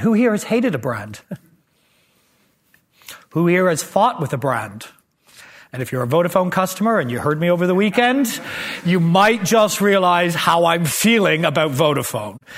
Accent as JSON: {"language": "English", "country": "Canada", "tie": "born or raised there", "moved": "yes", "said": "I grew up in Canada"}